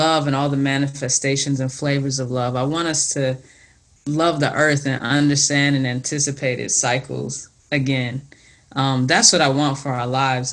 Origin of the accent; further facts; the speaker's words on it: the South, United States; growing up in the South